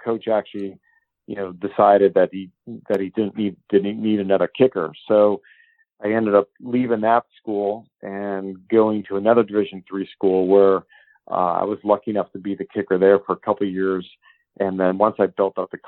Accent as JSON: {"language": "English", "town": "Erie", "region": "Pennsylvania", "country": "United States", "tie": "born or raised there", "said": "I grew up in Erie, Pennsylvania, where sports is king"}